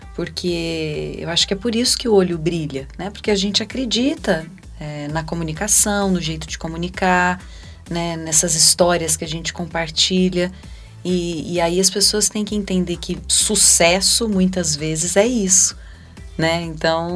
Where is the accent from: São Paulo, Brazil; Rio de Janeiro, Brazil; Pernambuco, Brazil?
São Paulo, Brazil; Ribeirão Preto; moved away; Ribeirão Preto é a cidade onde eu nasci, onde eu tenho minha raiz